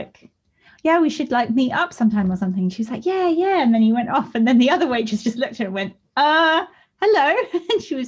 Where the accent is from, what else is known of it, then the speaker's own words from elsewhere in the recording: England, United Kingdom; accent: English and posh; now in Brighton, United Kingdom; I just sound too English and posh